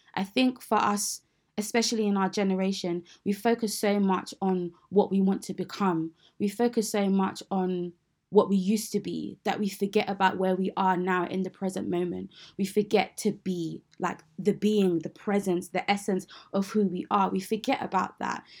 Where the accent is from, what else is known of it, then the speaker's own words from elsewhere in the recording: United Kingdom; I am a British Nigerian Christian woman.